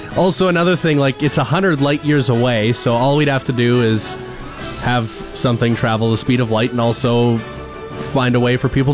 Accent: Wakaw, Saskatchewan, Canada; my hometown, Waka

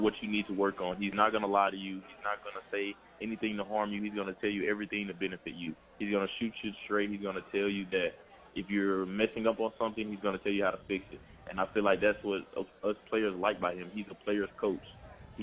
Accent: Memphis, Tennessee, United States; my home state.

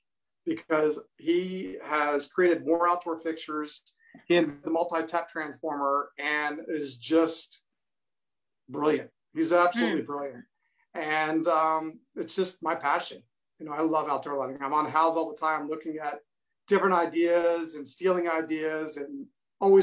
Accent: Virginia, United States; also born or lived in Ohio; I'm from Virginia, went to Ohio to study Spanish

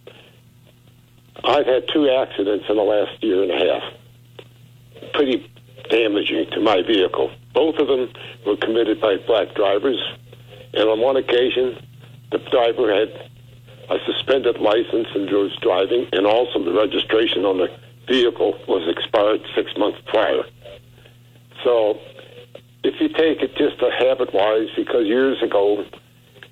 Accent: St. Louis, Missouri, United States; moved away; I'm from St. Louis, and I dare to say it's been 30 years since I left there

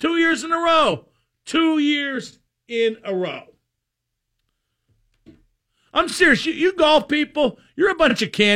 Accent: Reserve Township, Pennsylvania, United States; who I grew up with in Reserve Township

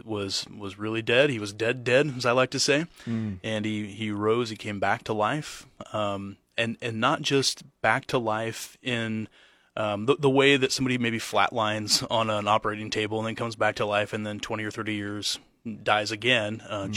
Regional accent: Geneva, Nebraska, United States; also born or lived in Saint Louis, Missouri; I grew up here. I grew up in Geneva, Nebraska, about an hour southwest of Lincoln.

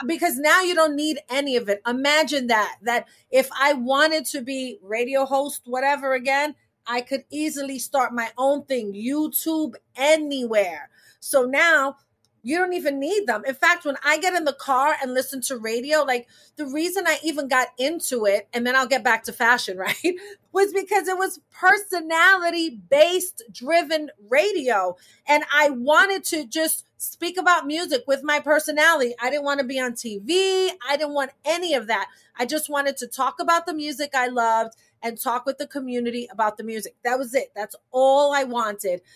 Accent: New York City, New York, United States; I was born in New York City, but my family is from Puerto Rico

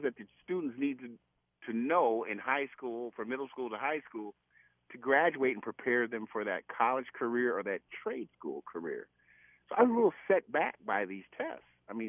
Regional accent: Minnesota, United States; except I wasn't, I was from America, in Minnesota.

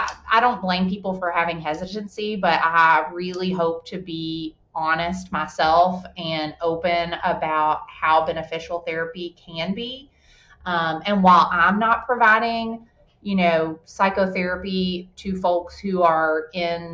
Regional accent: Louisville, Kentucky, United States; I grew up in the Germantown area, you know, like Eastern Parkway, Preston Highway. That's my home.

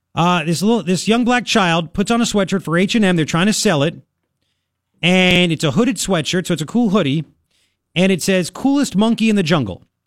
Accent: Long Island, New York, United States; now in Tucson, United States; when I grew up in Long Island

